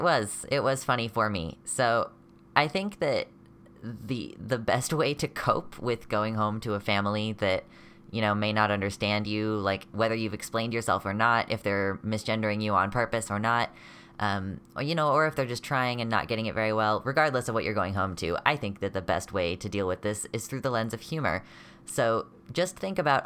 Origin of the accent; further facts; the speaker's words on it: United States; I'm from the America mainland